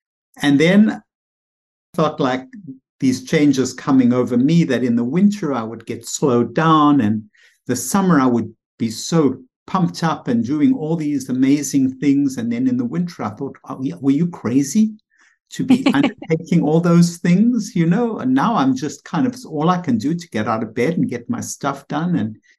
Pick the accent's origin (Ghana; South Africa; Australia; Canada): South Africa; moved away as an adult; now in United States; it brings me back to when I came here from South Africa. It was 1976, and I was thrown into the psychiatric residency, which was very stimulating.